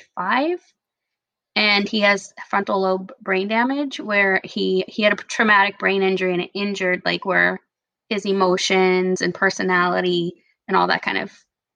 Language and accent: English; California, United States; moved away; Cause I'm originally from California.